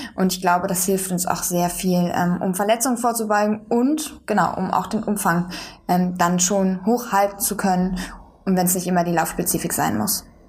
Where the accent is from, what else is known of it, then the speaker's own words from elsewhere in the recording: Bonn, North Rhine-Westphalia, Germany; moved away as an adult; now in Berlin, Germany; Ich bin in Bonn zur Schule gegangen